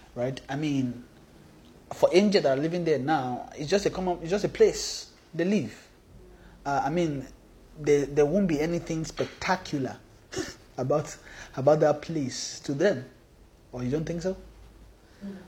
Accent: Nigeria; we came from Nigeria

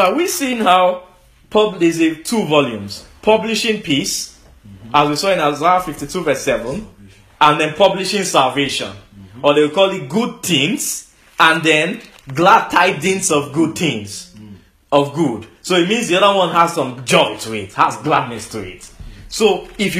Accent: Lagos, Nigeria; I was born in Lagos

